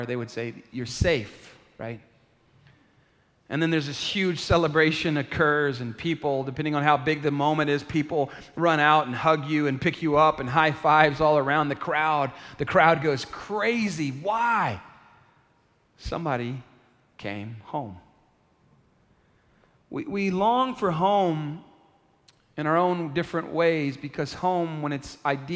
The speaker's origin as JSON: {"language": "English", "town": "San Antonio", "region": "Texas", "country": "United States", "tie": "born or raised there", "said": "I'm from San Antonio. I was born at the Methodist Hospital here"}